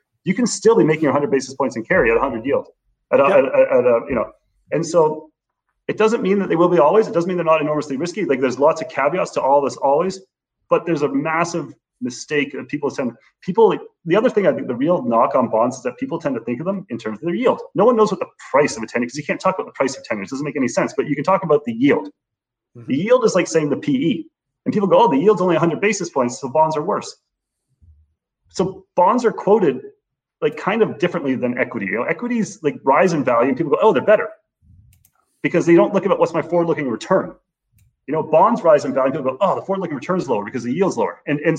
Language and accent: English; Canada; I would say very much as a Canadian investor, you should be super aware of your currency exposures.